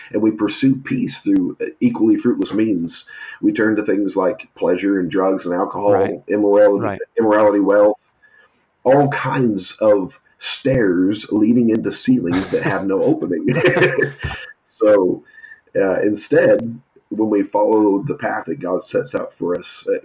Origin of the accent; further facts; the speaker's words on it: San Jose, California, United States; where I grew up in San Jose